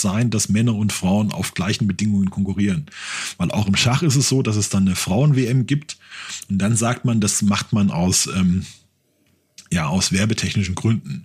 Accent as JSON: {"language": "German", "country": "Germany", "said": "ich bin Deutscher"}